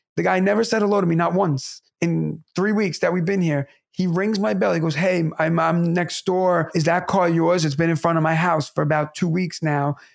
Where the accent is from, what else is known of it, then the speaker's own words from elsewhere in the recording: New York City, New York, United States; it's New York City, my hometown